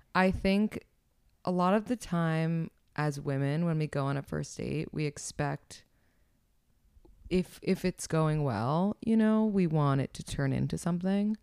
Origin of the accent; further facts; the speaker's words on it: New York City, New York, United States; I am twenty-nine and I'm from New York City originally.